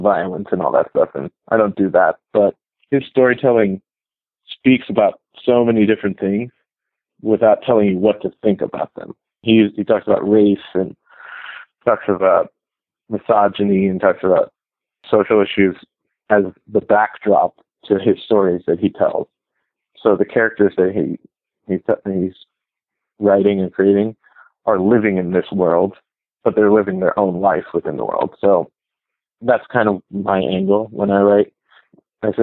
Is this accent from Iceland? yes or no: no; United States; I was born here in America